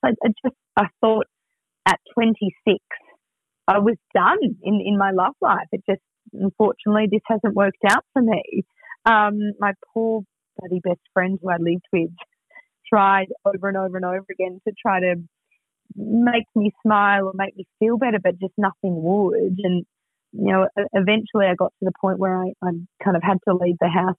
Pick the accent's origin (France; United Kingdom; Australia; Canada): Australia; Melbourne, Victoria; moved away; I'm from Melbourne, so it's kind of like, right, at some point I knew I was going to move back.